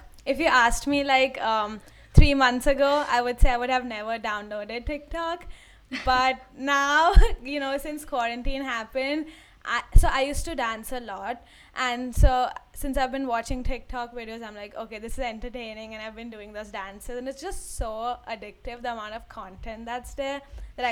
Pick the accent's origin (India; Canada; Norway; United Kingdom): India; moved away as an adult; I actually came from India to here